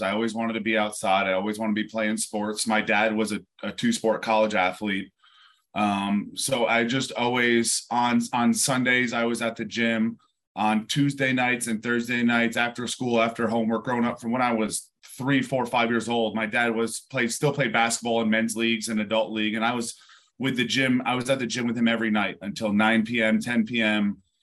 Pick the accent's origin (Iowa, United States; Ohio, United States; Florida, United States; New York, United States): New York, United States; near West Point, upstate; born and raised in New York, um, just uh, north of New York City, uh, upstate near West Point